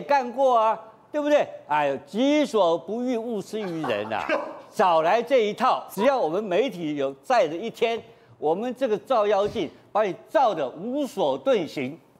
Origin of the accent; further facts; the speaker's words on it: Taipei, Taiwan; 我是台北富台新村长大，我是富台新村的老大，我从小就知道怎么样当老大